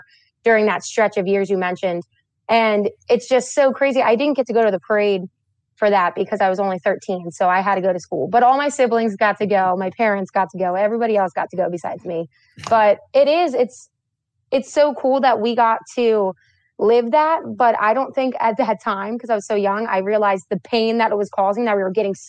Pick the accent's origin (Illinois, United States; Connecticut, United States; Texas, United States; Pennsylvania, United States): Pennsylvania, United States; Coatesville; I actually grew up in Coatesville, Pennsylvania, so probably about 45 minutes outside southwest of the city